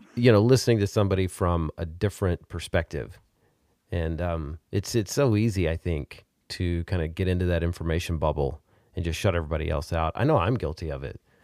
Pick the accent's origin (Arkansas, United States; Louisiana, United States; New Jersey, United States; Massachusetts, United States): Arkansas, United States; now in Texas, United States; I'm from Arkansas, and, uh, now I live in Texas.